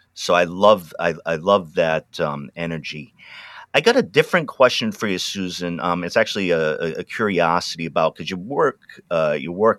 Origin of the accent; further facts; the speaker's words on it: Pawtucket, Rhode Island, United States; also born or lived in New England; now in Willamette Valley, Oregon, United States; I was born in Pawtucket, Rhode Island